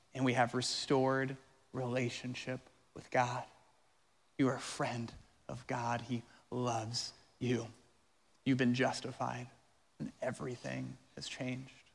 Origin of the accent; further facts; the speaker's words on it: Colorado, United States; now in Florida, United States; I'm from Colorado